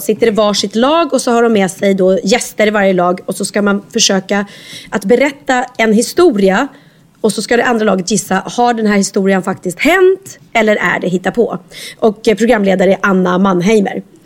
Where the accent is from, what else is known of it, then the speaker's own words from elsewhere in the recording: Skövde, Västra Götaland, Sweden; jag är från Skövde